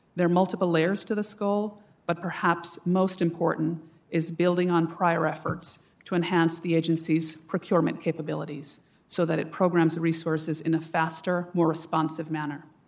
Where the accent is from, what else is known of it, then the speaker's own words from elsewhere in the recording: Jamaica; now in United States; the school year spent in the beauty and vulnerability of my father's home country in Jamaica